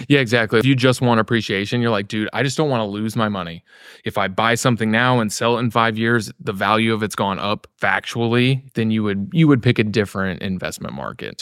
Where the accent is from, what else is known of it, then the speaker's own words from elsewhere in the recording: Missouri, United States; also born or lived in Florida / Kansas City; I grew up in Missouri, yeah, in those arcs